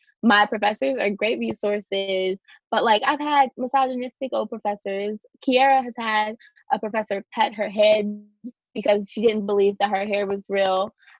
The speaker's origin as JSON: {"language": "English", "region": "Kentucky", "country": "United States", "moved": "as an adult", "lives_now": "New York, United States", "said": "I'm from Kentucky."}